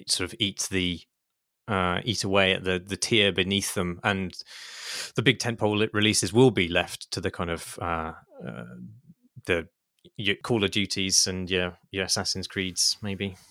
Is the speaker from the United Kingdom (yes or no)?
yes; United Kingdom; as a British person